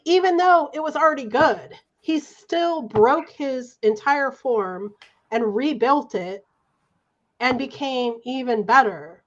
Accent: Santa Barbara, California, United States; I'm from Santa Barbara.

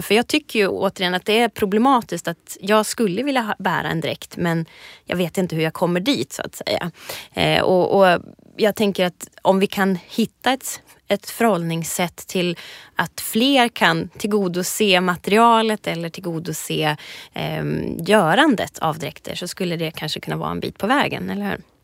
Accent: Ångermanland, Sweden; Jag kommer ju alltså från Ångermanland, det är mitt, mitt ursprung

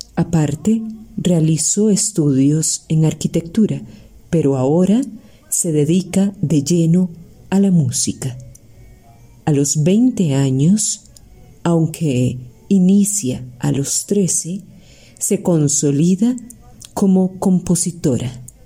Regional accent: Costa Rica; como decimos en Tiquicia

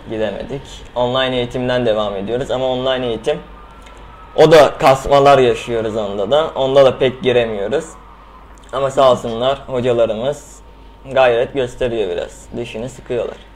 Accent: Istanbul, Turkey; also born or lived in Izmit, Kocaeli (ancestry); Aslen İzmit Kocaeli'liyim. Doğma büyüme İstanbulluyum

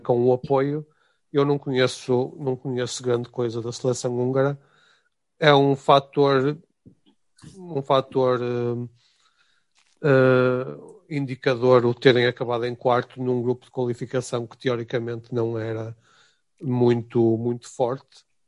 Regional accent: Portugal; espero também como português

